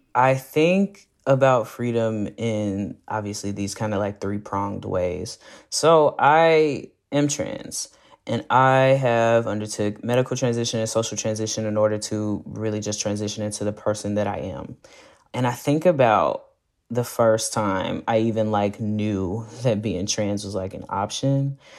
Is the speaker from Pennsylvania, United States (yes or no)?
no; Fort Worth, Texas, United States; moved away as an adult; now in Austin, United States; I'm specifically from the east side of Fort Worth, Texas. In the Stop Six area, a historically black neighborhood